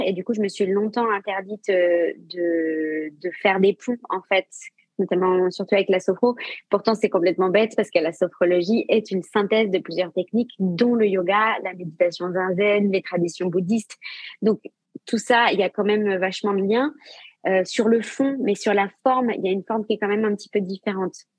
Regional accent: Saint-Malo, Brittany, France; also born or lived in Asia; now in Rennes, France; Je suis basée à Rennes, mais je viens de Saint-Malo comme toi

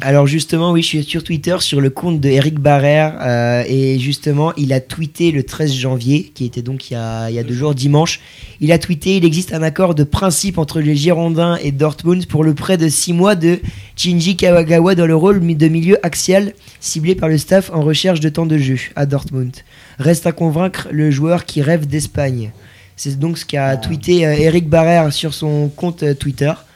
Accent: Brittany, France; en tant que Breton

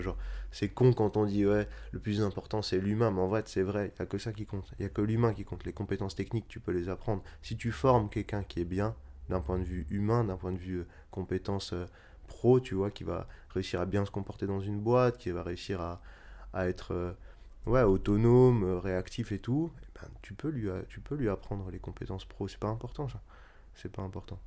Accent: Strasbourg, Grand Est, France; moved away as an adult; also born or lived in Marseille / Netherlands / Paris; quand j'ai quitté Strasbourg pour faire mes études, je suis d'abord allé à Marseille

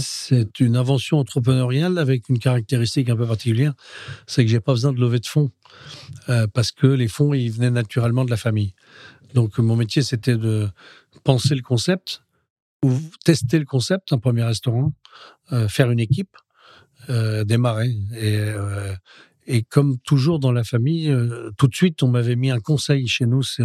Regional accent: Roubaix, Hauts-de-France, France; also born or lived in Spain; nous sommes de Roubaix. le cœur et le fief de notre famille, c'est Roubaix.

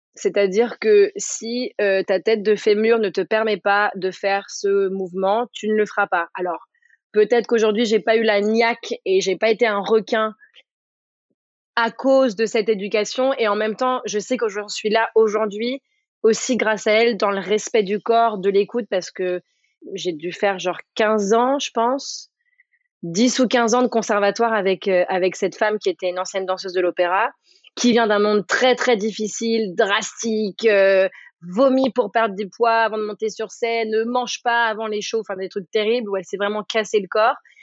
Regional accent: Paris, Île-de-France, France; also born or lived in New York; je viens de Paris

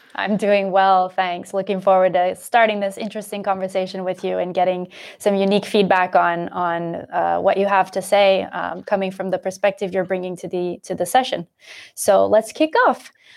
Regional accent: United States; moved away as an adult; now in Europe; I am in Europe, but I'm American

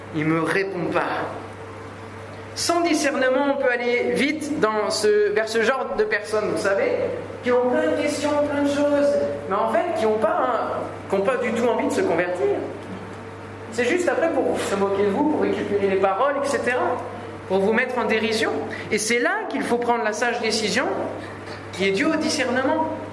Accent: France; chez nous, en France

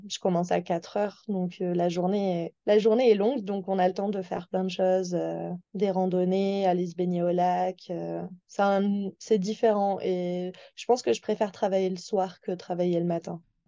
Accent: Toulouse, Occitania, France; moved away as an adult; now in Lake Louise, Canada; je viens de Toulouse, une, qui est une assez grande ville

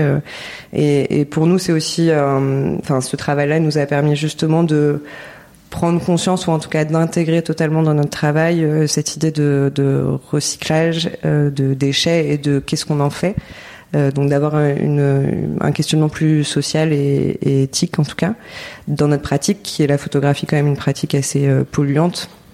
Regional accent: Paris, Île-de-France, France; moved away as an adult; also born or lived in Lyon; now in Marseille, France; J'ai grandi à Paris

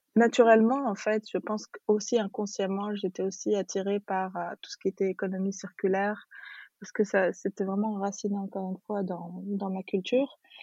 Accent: Tunis, Tunis Governorate, Tunisia; moved away as an adult; also born or lived in Djerba, Tunisia / France; je suis née, j'ai grandi en Tunisie, à Tunis.

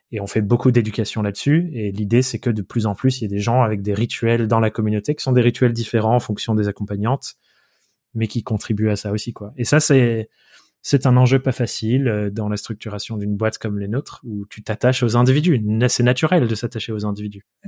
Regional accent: Dordogne, Nouvelle-Aquitaine, France; moved away as an adult; also born or lived in Paris; now in Corrèze, France; on habite en Corrèze et j'ai grandi en Dordogne.

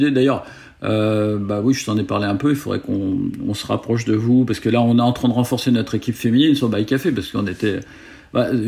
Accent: Paris, Île-de-France, France; moved away as an adult; now in Aix-en-Provence, France; moi, je suis, je suis, je suis parisien. Moi, je, je, suis parisien. À l'origine, euh, j'ai vécu que sur la région parisienne. Euh, euh, écoute, je suis arrivé à Aix-en-Provence

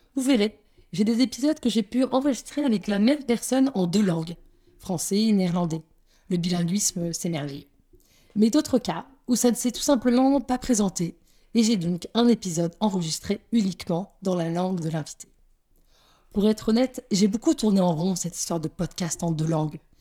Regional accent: Paris, Île-de-France, France; moved away as an adult; now in Antwerp, Belgium; je suis française, née à Paris

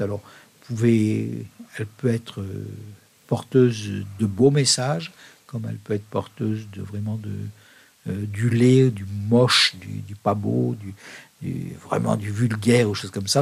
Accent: France; also born or lived in Leffe, Belgium; now in Belgium; je suis français

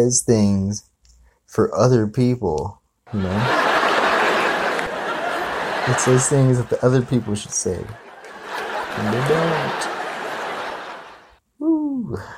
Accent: Hawaii, United States; I grew up in Hawaii. I was born and raised in Hawaii.

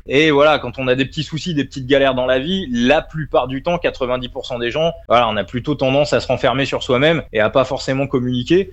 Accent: Saint-Germain-en-Laye, Île-de-France, France; Je suis né à Saint-Germain-en-Laye, juste à côté du camp des loges. Voilà, j'ai vécu, j'ai grandi à côté.

